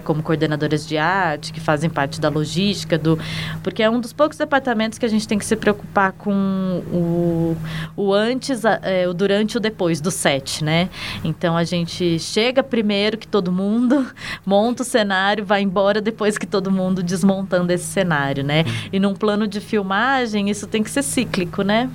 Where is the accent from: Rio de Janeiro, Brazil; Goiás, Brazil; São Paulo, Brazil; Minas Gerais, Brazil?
São Paulo, Brazil; moved away as an adult; now in Brasília, Brazil; Eu sou paulistana, mas eu moro em Brasília também desde 2010